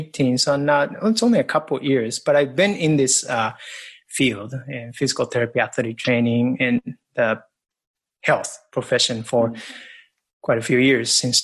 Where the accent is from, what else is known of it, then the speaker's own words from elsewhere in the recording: Japan; English is a second language; moved away as an adult; now in United States; And I came to the States from Japan with an experience of a lot of movement, rugby, lots of sports and martial arts, boxing, kickboxing. And I came to the States and studied athletic training and became an athletic trainer.